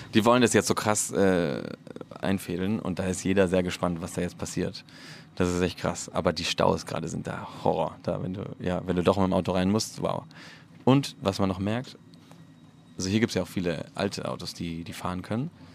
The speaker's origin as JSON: {"language": "German", "town": "Barcelona", "region": "Catalonia", "country": "Spain", "also_born_or_lived": "Madrid / Berlin", "moved": "as an adult", "said": "ich bin ja aus Barcelona"}